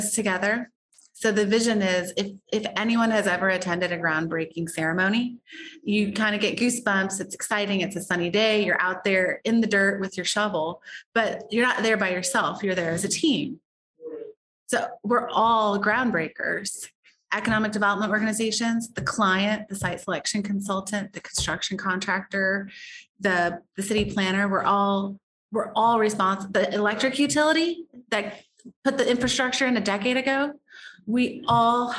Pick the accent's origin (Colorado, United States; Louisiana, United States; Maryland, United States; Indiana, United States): Indiana, United States; Warsaw; moved away as an adult; also born or lived in Washington, D.C.; now in Greenville, United States; when I was growing up in Warsaw